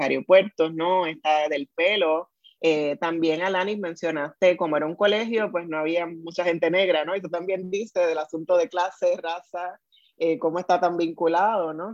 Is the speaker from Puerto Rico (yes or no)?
yes; Puerto Rico; first language Spanish; also born or lived in Fajardo; ese es mi primer idioma, porque soy de Puerto Rico